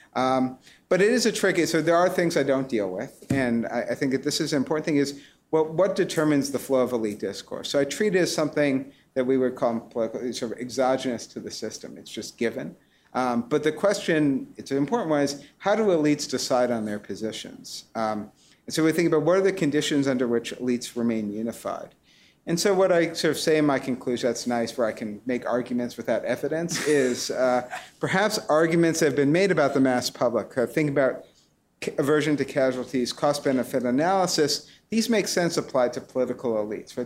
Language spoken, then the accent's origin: English; New York City, New York, United States; now in Cambridge, United States; I grew up on the Upper West Side of Manhattan